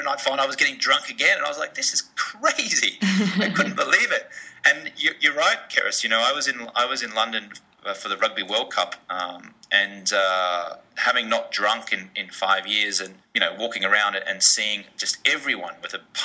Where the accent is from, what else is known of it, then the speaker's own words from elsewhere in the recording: Australia; now in Los Angeles, United States; I grew up in Australia